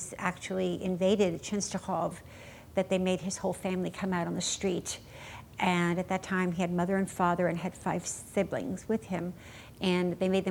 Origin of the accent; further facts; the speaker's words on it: New York City, New York, United States; also born or lived in Germany; grew up in New York City, my young life